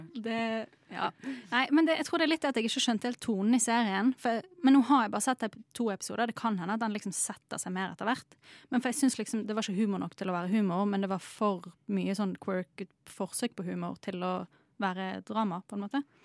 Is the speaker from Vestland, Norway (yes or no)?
yes; Bergen, Vestland, Norway; som bergenser